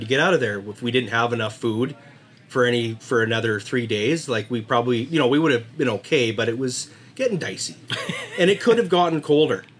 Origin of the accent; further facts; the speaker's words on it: Pouce Coupe / Puggins Mountain area, British Columbia, Canada; growing up in Puggins Mountain, we'd always see grizzly tracks in the spring